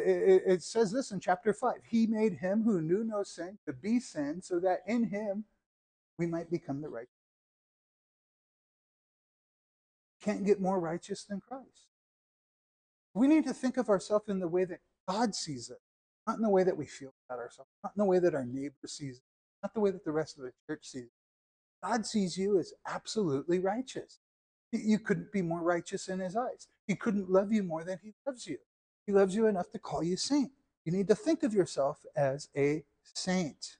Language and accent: English; United States; also born or lived in Israel; as an American citizen